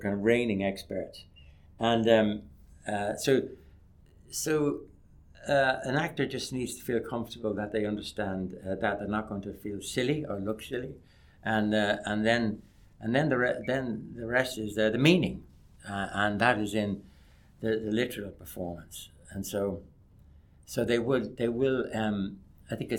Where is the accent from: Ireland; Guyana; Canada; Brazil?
Ireland